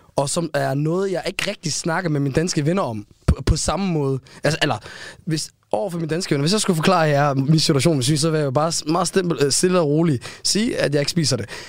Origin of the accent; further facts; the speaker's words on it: Aarhus, Central Denmark Region, Denmark; accent: Aarhus V; mine danske venner, jeg voksede op med ude i Gellerbank